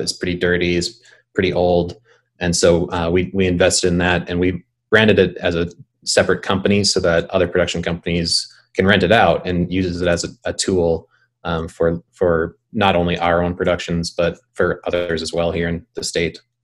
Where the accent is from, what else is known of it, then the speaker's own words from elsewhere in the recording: Bismarck, North Dakota, United States; I grew up in Bismarck